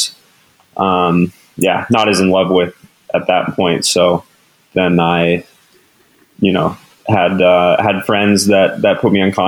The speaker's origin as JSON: {"language": "English", "town": "Durango", "region": "Colorado", "country": "United States", "tie": "born or raised there", "said": "growing up in Durango"}